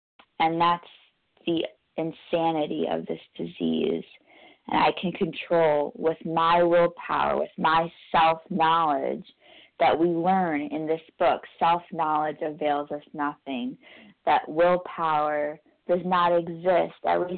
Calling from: New York, United States; I'm calling from New York, New York, gratefully recovered compulsive overeater.

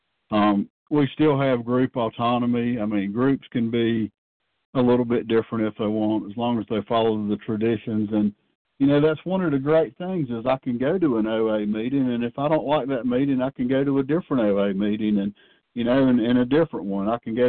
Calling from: North Carolina, United States; I'm a compulsive overeater, and I'm calling from North Carolina.

